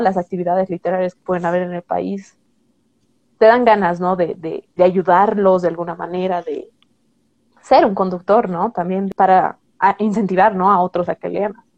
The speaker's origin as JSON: {"language": "Spanish", "country": "Bolivia", "said": "soy una chica boliviana de, 27 años"}